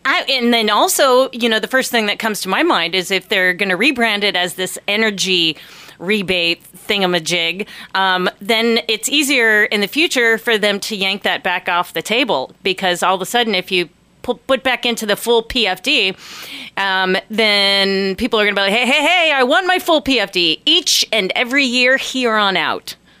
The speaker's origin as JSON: {"language": "English", "region": "Ohio", "country": "United States", "tie": "born or raised there", "also_born_or_lived": "Tallahassee, Florida", "moved": "yes", "lives_now": "Ketchikan, United States", "said": "I grew up in Ohio."}